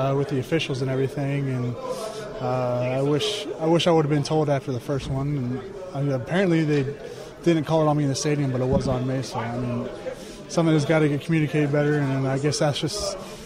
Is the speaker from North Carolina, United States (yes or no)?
no; Pennsylvania, United States; moved away; Going back to Pennsylvania and growing up, I remember I was an Eagles fan growing up